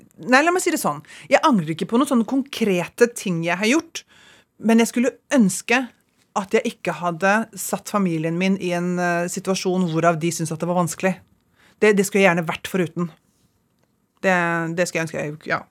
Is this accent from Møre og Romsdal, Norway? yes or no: no; Ski, Akershus, Norway; moved away as an adult; also born or lived in Los Angeles, United States; det er alle hjemme i Ski! Alle venninnene mine